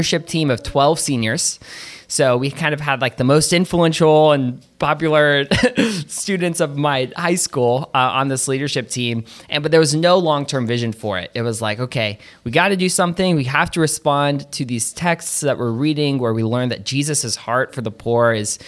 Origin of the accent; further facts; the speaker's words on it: Atlanta, Georgia, United States; moved away as an adult; also born or lived in Durham, North Carolina; now in Hillsborough, United States; I am from Atlanta, Georgia. Came up to North Carolina to go to college at Duke